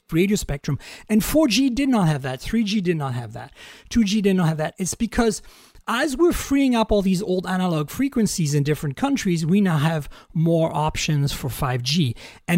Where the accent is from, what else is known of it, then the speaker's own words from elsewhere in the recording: Canada; I'm also a Canadian, so I could say Canada.